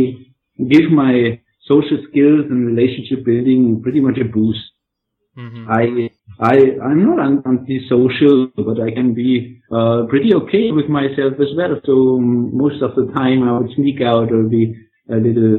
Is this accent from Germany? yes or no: yes; Germany; I'm coming from Germany